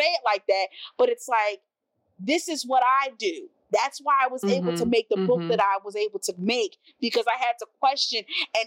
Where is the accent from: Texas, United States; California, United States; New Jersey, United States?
New Jersey, United States; now in New York, United States; I grew up in New Jersey